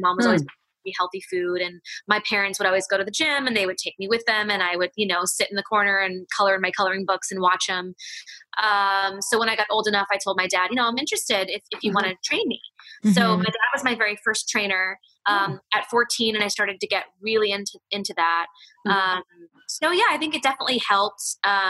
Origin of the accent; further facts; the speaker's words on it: Hawaii, United States; growing up in Hawaii and being part of a Chinese family. My mom is full Chinese, and my grandma and grandpa are Chinese, and all my aunts and uncles.